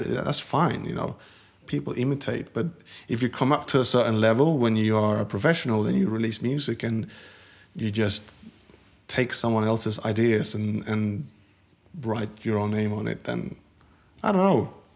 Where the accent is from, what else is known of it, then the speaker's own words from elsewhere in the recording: Sweden; moved away as an adult; Growing up in Sweden in the seventies and eighties